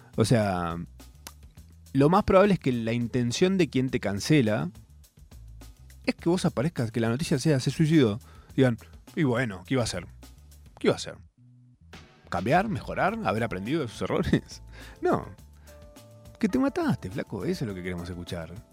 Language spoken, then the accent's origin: Spanish; Argentina